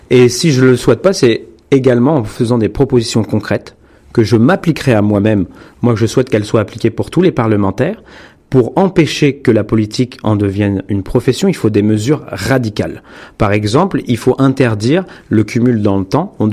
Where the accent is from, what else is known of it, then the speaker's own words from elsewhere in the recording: France; now in North America; en tant que Français progressiste d'Amérique du Nord